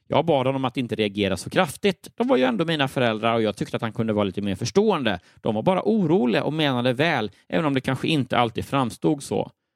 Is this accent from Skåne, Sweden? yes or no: no; Örebro, Örebro County, Sweden; moved away as an adult; also born or lived in Lund; Jag är född och uppvuxen i Örebro.